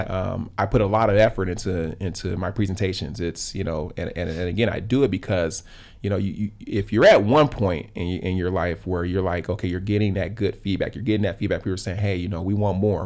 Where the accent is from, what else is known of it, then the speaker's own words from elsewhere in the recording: Los Angeles, California, United States; I grew up in South L A, right in the heart of the L A riots